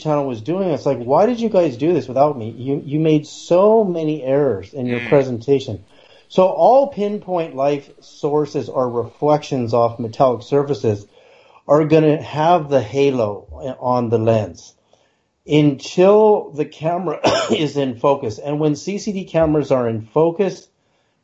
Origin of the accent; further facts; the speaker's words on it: Berkeley, California, United States; as a kid growing up in Berkeley, California